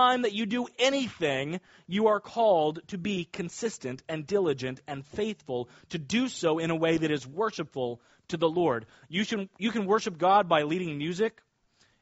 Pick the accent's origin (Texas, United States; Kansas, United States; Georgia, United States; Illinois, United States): Kansas, United States; now in Nassau County, United States; I grew up in Kansas near a lot of farmers.